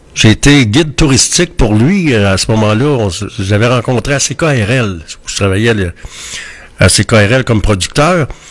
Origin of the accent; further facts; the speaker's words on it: Quebec, Canada; on est québécois